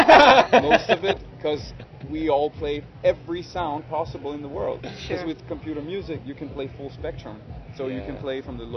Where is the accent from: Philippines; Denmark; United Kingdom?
Denmark; Copenhagen, Capital Region of Denmark; I'm from Copenhagen, Denmark